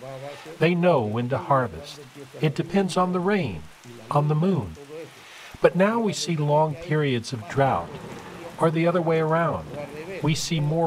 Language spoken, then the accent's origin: English; Guna Yala, Panama; I am Kuna from Panama. I live in the Uzdub community, which is part of the Kuna Yala community